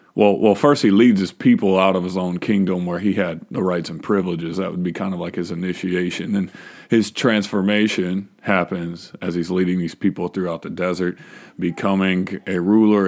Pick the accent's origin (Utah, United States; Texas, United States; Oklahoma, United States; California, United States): Texas, United States; I was born and raised in Texas.